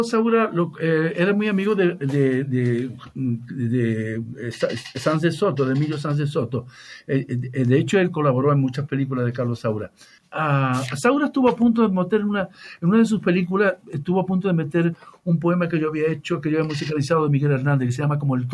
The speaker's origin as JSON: {"language": "Spanish", "town": "Tangier", "region": "Tanger-Tetouan-Al Hoceima", "country": "Morocco", "tie": "born there", "said": "Yo nací en Tánger, yo nací en Tánger, y, pero mi, mi madre es medio italiana, medio gaditana."}